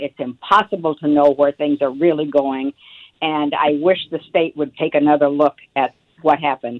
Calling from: Dummerston, Vermont, United States; Good morning. I'm from Dummerston, Vermont.

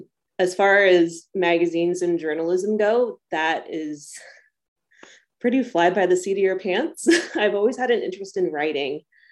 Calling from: Columbia Falls, Montana, United States; I am up in Columbia Falls, Montana. It's just about 17 miles outside of Glacier National Park.

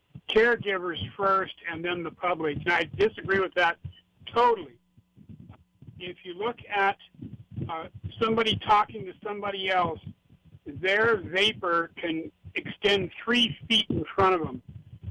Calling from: Hilo, Hawaii, United States; I'm from Hilo.

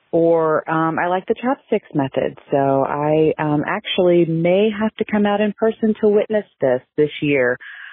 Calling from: Columbia, South Carolina, United States; I'm calling you from Columbia, South Carolina.

